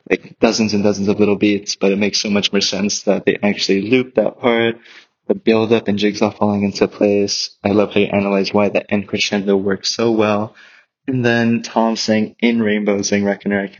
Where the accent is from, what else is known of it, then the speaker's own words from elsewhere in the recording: Portugal; I am from Portugal.